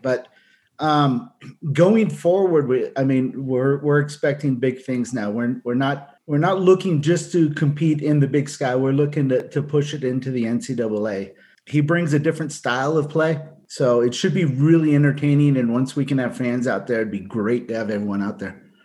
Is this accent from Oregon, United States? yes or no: no; Southern California, United States; now in Utah, United States; I'm originally from Southern California